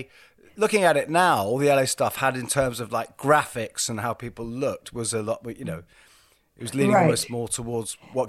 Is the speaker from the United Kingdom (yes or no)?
yes; England, United Kingdom; to us in England